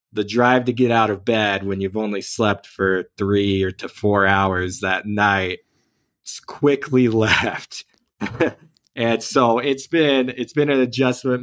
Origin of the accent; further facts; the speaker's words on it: Oklahoma, United States; moved away as an adult; now in Ogden, United States; I actually grew up in Oklahoma